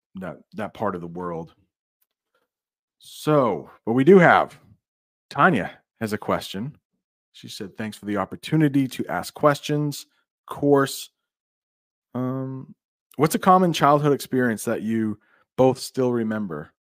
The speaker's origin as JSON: {"language": "English", "country": "United States", "said": "as an American"}